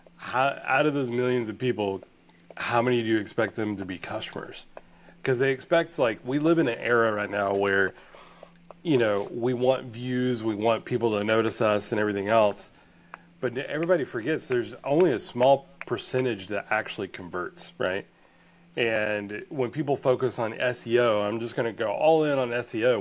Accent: Blue Ridge, Georgia, United States; I grew up in Blue Ridge, Georgia

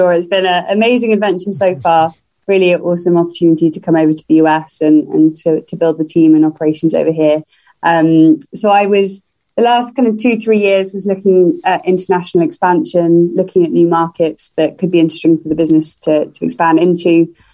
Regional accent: London, United Kingdom; moved away as an adult; now in Atlanta, United States; as you can probably tell from my accent, I am I'm not originally from Atlanta. Um, I have recently moved to the city from London um, earlier this year.

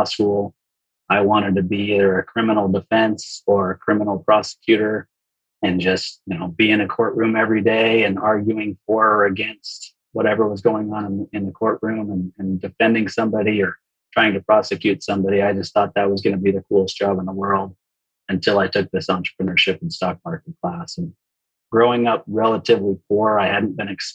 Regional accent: Provo, Utah, United States; I grew up just outside of Salt Lake City, Utah, in Provo

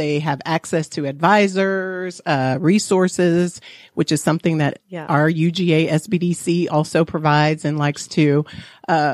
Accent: Florida, United States; I'm from Florida

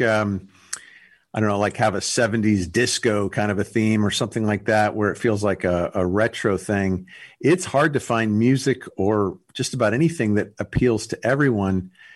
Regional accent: Los Angeles, California, United States; I grew up in Los Angeles, California

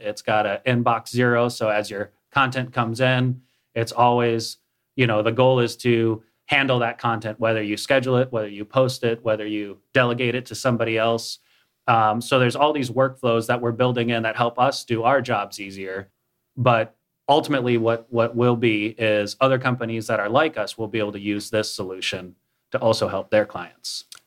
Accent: Minnesota, United States; moved away as an adult; also born or lived in Florida / Nebraska / San Diego, California / Tennessee; now in Cookeville, United States; I was born in Florida, grew up in Minnesota, spent a year in Nebraska.

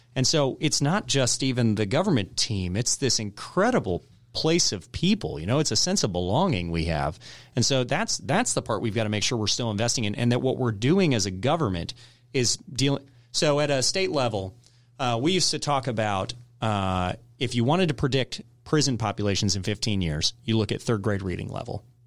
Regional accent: Woodstock, Georgia, United States; also born or lived in Michigan / California / Texas / North Carolina; I grew up in Town Lake, and so I, I grew up and really the, the part of Woodstock that was populated back when I was growing up

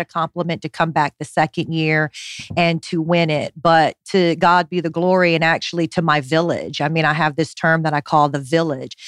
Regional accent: Honolulu, Hawaii, United States; It's what I did growing up in Honolulu

